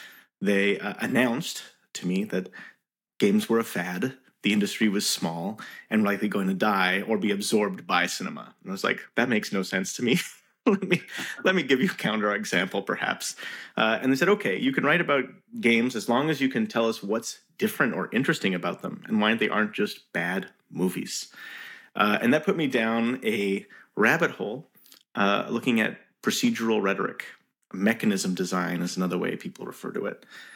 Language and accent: English; Montreal, Quebec, Canada; I was born in Montreal, Game City.